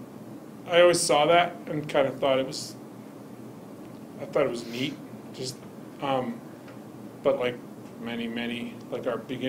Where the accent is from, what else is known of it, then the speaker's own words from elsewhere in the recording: Indiana, United States; moved away as an adult; I grew up in Indiana